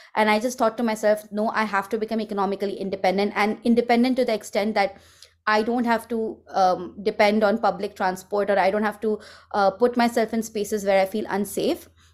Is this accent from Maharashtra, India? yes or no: yes; Mumbai, Maharashtra, India; moved away as an adult; now in San Francisco Bay Area, United States; I grew up in Mumbai, which was a rel, it's a, it's a very big city